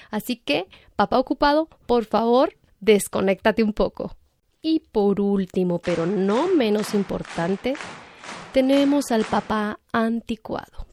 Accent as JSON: {"language": "Spanish", "country": "Guatemala", "said": "aquí en Guatemala seguimos"}